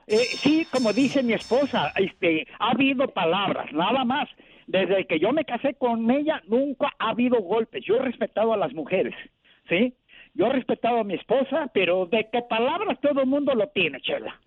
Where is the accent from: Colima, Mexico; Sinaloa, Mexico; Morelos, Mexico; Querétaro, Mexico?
Morelos, Mexico; Cuernavaca; yo soy de Cuernavaca, Morelos